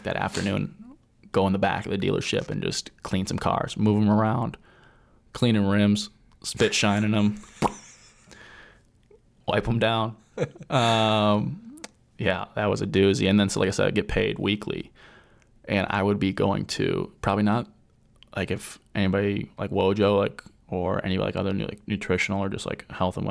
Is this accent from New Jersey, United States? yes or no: no; Minnesota, United States; Growing up in Minnesota